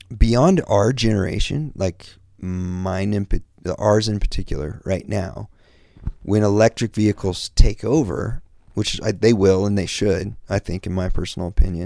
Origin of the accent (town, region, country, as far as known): Kansas, United States; born or raised there; moved away as an adult; now in Los Angeles, United States